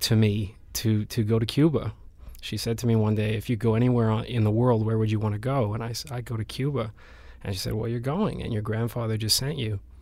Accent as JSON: {"language": "English", "town": "Vancouver", "region": "British Columbia", "country": "Canada", "tie": "born or raised there", "also_born_or_lived": "Spain", "moved": "as an adult", "said": "I grew up in Vancouver, and, and I left Vancouver when I was, what, eighteen, nineteen to go to Spain"}